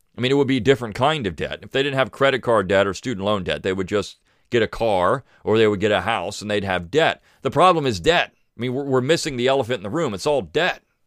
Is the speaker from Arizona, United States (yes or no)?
no; Alabama, United States; in my home state